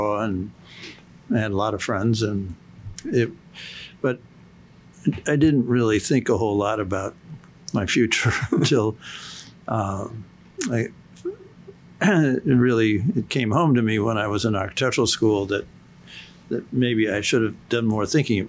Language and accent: English; Evanston, Illinois, United States; I grew up in Evanston, Illinois, which is a city just north of Chicago